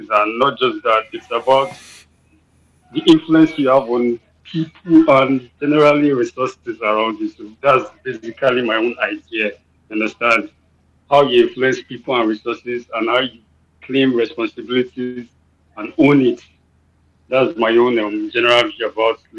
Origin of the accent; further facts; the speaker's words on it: Nigeria; I'm a Nigerian.